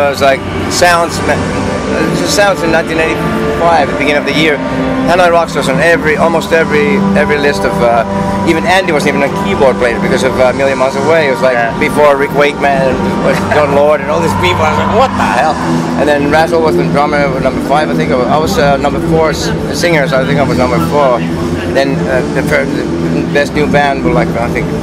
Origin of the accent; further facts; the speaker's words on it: Finland; I grew up in Finland, and I saw a lot of alkies on the streets there